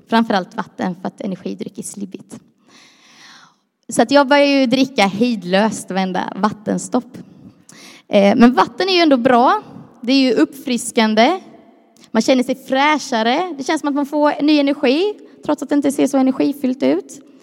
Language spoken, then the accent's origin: Swedish; Croatia; jag är ju kroat som en del vet, och är man kroat så tycker man om att vara lite överdriven